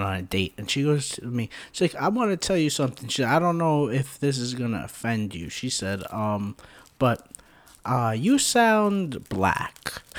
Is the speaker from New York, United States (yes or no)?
yes; New York, United States; I'm from New York.